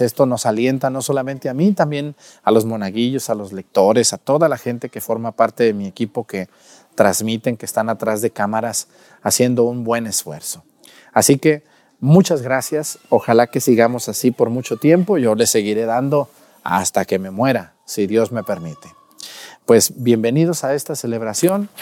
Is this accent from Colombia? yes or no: no; Mexticacán, Jalisco, Mexico; moved away; allá en Mesticacán, en mi pueblo